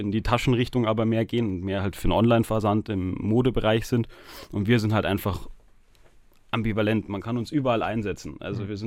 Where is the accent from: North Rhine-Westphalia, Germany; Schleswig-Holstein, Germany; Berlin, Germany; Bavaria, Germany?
Bavaria, Germany; Munich; born there; ich bin aber in München geboren, genauso wie der Joshua eben.